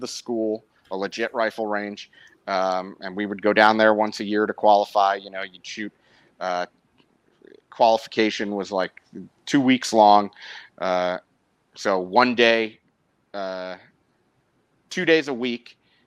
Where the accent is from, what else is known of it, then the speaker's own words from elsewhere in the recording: outside Chicago, Illinois, United States; moved away; I grew up outside Chicago, about 40 miles, 50 miles outside Chicago